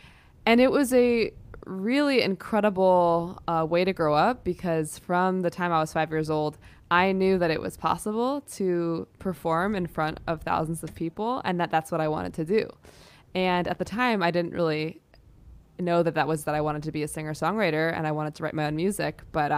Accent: New York City, New York, United States; Yeah, you know, theater was a huge part of my life growing up. It was everything. New York City and theater was everything.

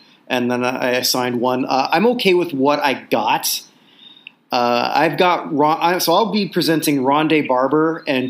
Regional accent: Burlington, Ontario, Canada; I'm from Burlington, Ontario.

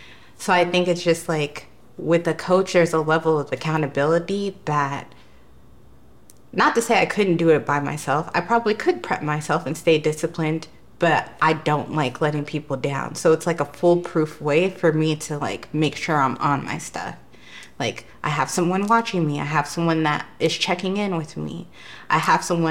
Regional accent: Denver, Colorado, United States; now in California, United States; I'm originally from Denver, Colorado

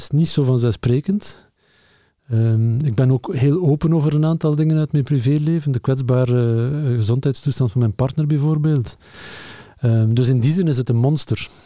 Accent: Lokeren, Flanders, Belgium; ik ben opgegroeid in Lokeren.

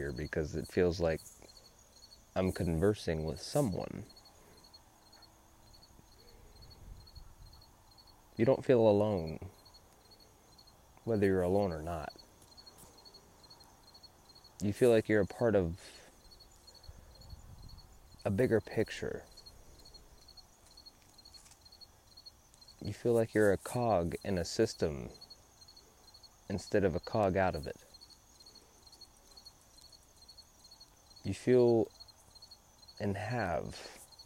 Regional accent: San Antonio, Texas, United States; now in New Braunfels, United States; I grew up in San Antonio, Texas.

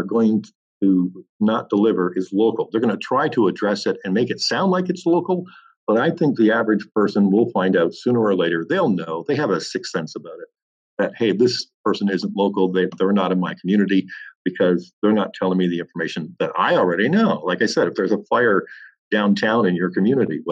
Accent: Welland, Ontario, Canada; back in my hometown of Welland

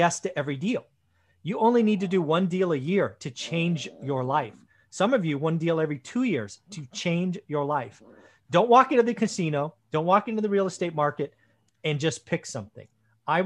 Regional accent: Sunnyvale, California, United States; also born or lived in Santa Clara; I grew up in Sunnyvale, lived in Santa Clara.

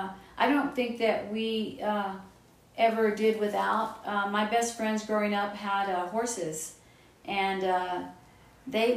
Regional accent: Austin, Texas, United States; I was born and raised in Past Oak Hill near Dripping Springs

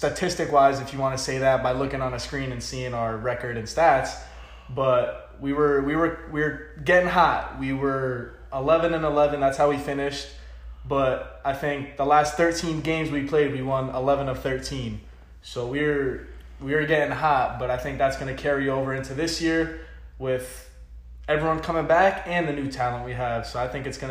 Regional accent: Pembroke Pines, Florida, United States; I am from Pembroke Pines, Florida.

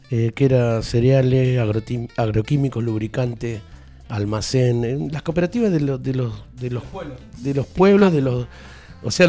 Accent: Fernández, Santiago del Estero, Argentina; sí, tenía 18 años en Fernández, mi pueblo. Eh, bueno, en el pueblo...

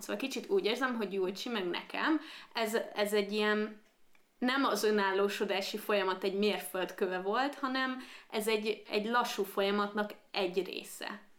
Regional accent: Székesfehérvár, Fejér, Hungary; moved away as an adult; now in Budapest, Hungary; én Székesfehérvári vagyok

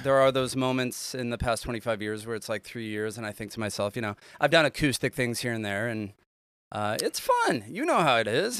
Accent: Solana Beach, California, United States; also born or lived in Eastern San Diego County; I was born in Solana Beach

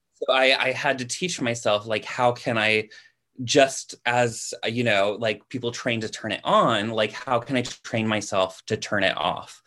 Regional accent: California, United States; moved away as an adult; also born or lived in New England; I'm naturally, uh, from California. Like, I'm a California native.

